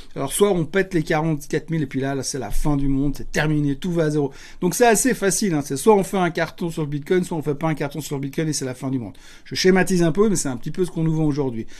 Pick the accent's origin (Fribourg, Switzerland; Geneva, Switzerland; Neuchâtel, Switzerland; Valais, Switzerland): Geneva, Switzerland; Donc moi je suis Genevois